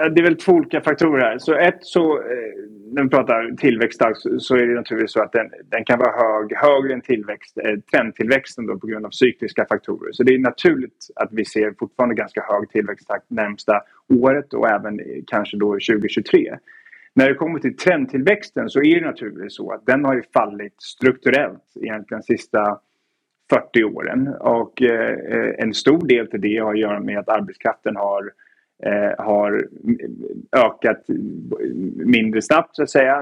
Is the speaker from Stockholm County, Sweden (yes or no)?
yes; Stockholm, Stockholm County, Sweden; moved away as an adult; also born or lived in Edinburgh / New York / Oxford; now in London, United Kingdom; född och uppvuxen i, i Stockholm men har väl tillbringat egentligen hela mitt vuxna liv då utomlands